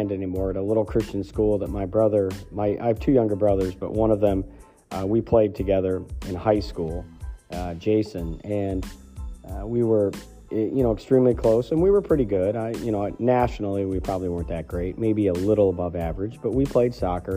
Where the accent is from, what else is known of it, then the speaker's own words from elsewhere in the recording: Ohio, United States; also born or lived in Pennsylvania; now in Maine, United States; these are people that I grew up with in Ohio